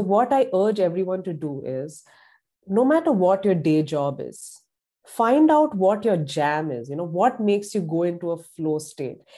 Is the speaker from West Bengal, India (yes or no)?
no; Pune, Maharashtra, India; moved away as an adult; now in Columbus, Indiana, United States; I grew up in a very big, bustling, cosmopolitan city in India called Pune